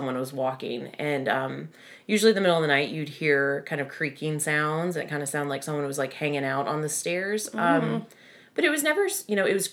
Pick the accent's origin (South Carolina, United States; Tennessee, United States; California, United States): South Carolina, United States; upstate; moved away; the house that I grew up in upstate South Carolina